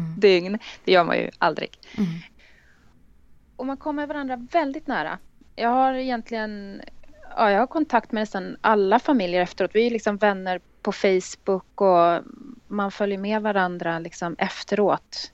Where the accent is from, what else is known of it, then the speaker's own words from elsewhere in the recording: Stockholm, Stockholm County, Sweden; Jag är född och uppvuxen här i Stockholm och bor i Stockholm